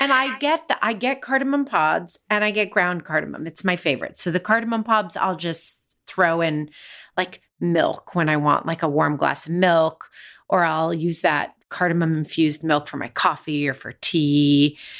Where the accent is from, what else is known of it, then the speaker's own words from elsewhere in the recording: United States; Growing up in the United States, we ate a lot of Chinese takeout